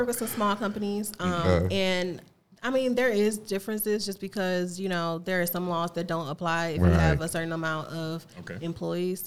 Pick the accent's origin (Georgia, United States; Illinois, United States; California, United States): Illinois, United States; East St. Louis; moved away as an adult; also born or lived in Missouri; I'm born and raised East St. Louis